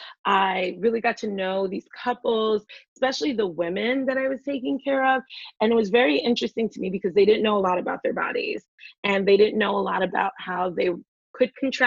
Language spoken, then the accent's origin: English; New York City, New York, United States; also born or lived in Philadelphia; I'm from the Bronx. I grew up there, left there when I was a teenager to go to college